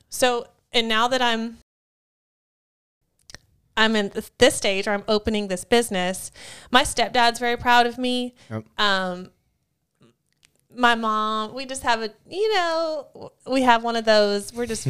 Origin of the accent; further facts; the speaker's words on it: Wyoming, United States; No, I'm from Wyoming.